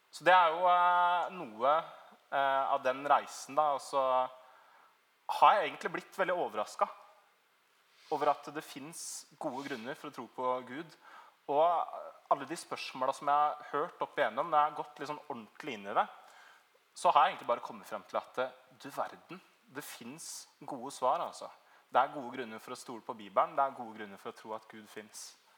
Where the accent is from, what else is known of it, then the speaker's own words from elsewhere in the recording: Trøgstad, Østfold, Norway; moved away as an adult; Jeg kommer egentlig fra Trøgstad. Det er liksom ute på bondelandet i Østfold